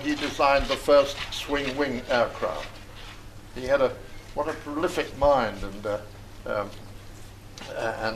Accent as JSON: {"language": "English", "region": "England", "country": "United Kingdom", "said": "for me as an Englishman"}